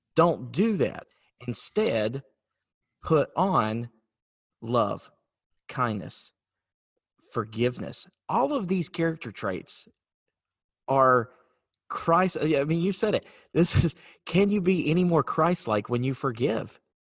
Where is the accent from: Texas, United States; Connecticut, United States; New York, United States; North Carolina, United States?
North Carolina, United States; moved away; I'm from North Carolina originally